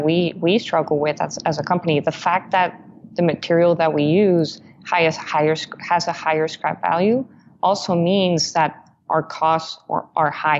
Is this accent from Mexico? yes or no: yes; Mexico; now in United States; I'm originally from Mexico